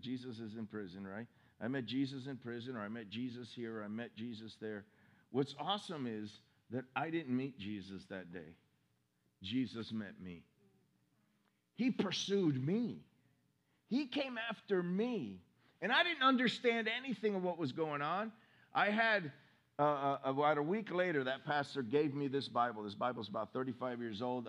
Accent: Miami, Florida, United States; now in Orange City, United States; I was raised in Miami

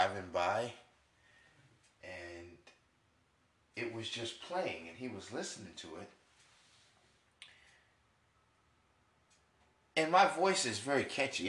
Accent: New York, United States; I'm from New York

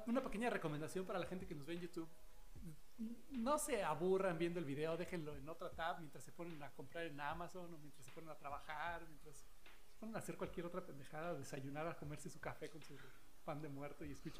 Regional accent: Mexico; yo soy un mexicano

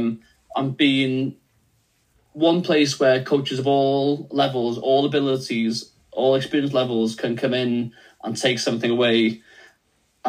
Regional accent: Wales, United Kingdom; first language Welsh; English is a second language; I'm Welsh first language

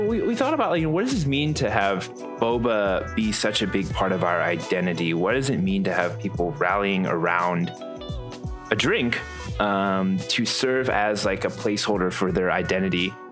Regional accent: Midwest, United States; moved away; also born or lived in Houston; growing up in the Midwest

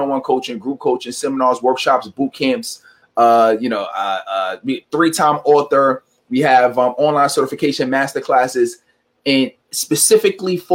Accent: New York City, New York, United States; I'm originally from New York City, and I didn't have the best upbringing

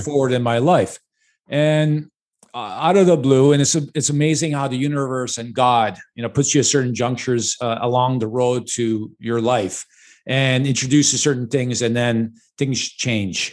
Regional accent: Chicago, Illinois, United States; I was born and raised in Chicago

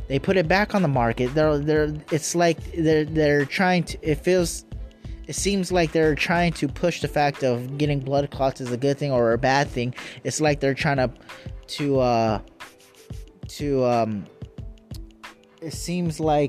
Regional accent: Arizona, United States; my home state, Arizona

